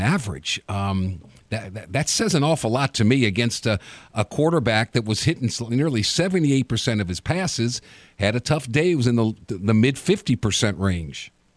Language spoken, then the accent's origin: English; New Orleans, Louisiana, United States; my hometown